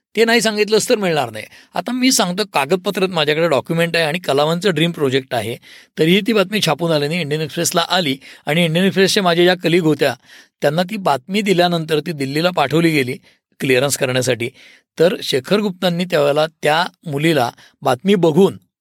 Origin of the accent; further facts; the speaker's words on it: Pune, Maharashtra, India; also born or lived in Delhi; मी पुणेकर असल्यामुळे